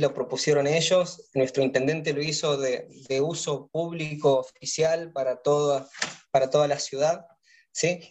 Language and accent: Spanish; Argentina; Los argentinos tenemos razón